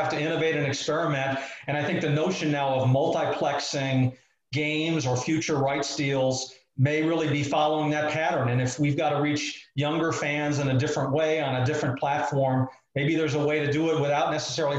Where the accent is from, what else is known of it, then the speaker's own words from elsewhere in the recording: Chicago, Illinois, United States; I grew up in Chicago